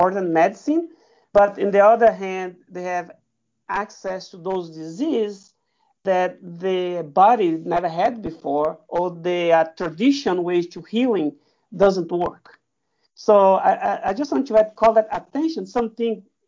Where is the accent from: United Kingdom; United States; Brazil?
Brazil; moved away; I am originally from Brazil, and my parents live in the Amazon region area